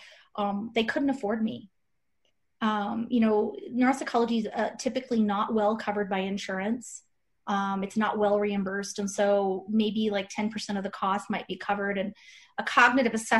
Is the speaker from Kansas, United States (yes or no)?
yes; Kansas, United States; moved away; my husband's from Wisconsin, and I'm from Kansas originally